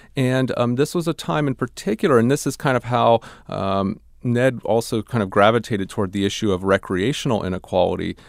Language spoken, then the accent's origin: English; Ohio, United States; I grew up in Ohio